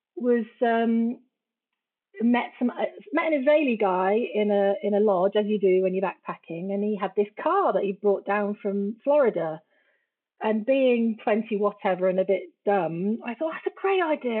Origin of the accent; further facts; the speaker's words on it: United Kingdom; moved away; also born or lived in Guatemala; I'm British